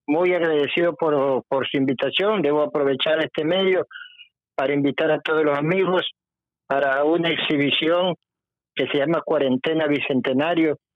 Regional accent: Guayaquil, Guayas, Ecuador; also born or lived in Ambato; soy nacido en Ambato, pero soy guayaquileño de cepa.

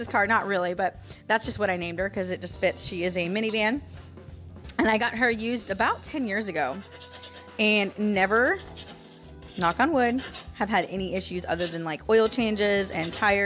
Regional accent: St. Petersburg, Florida, United States; I'm born and raised in Florida

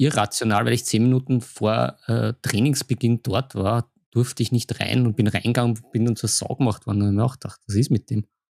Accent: Vienna, Austria; als Wiener

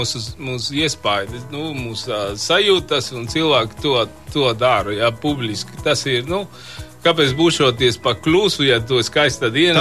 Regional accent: Mexico; Latvian is a second language; now in Latvia; no, no Meksikas

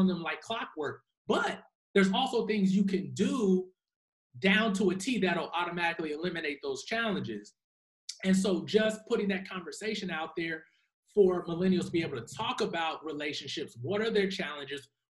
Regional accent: Nashville, Tennessee, United States; also born or lived in Huntsville, Alabama; raised in Nashville, Tennessee.

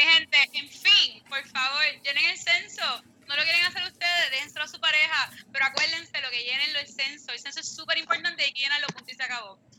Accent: Fajardo, Puerto Rico; yo soy de Fajardo

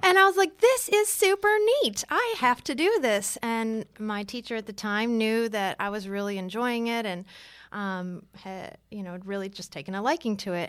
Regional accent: Detroit, Michigan, United States; moved away as an adult; also born or lived in San Francisco / Los Angeles / New York; now in Atlanta, United States; I grew up in Detroit, so I started there.

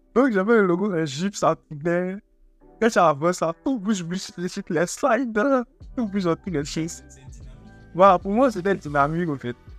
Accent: Togo; je suis togolais

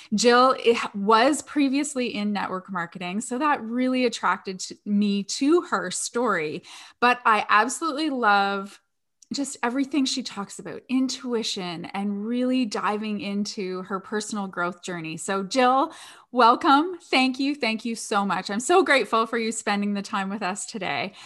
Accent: Canada

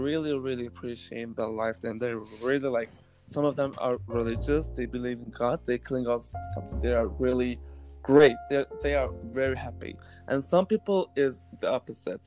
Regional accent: Greve, Zealand, Denmark; moved away; I was born in Denmark. I was born in Greve, which is in Denmark. I was raised in a very green

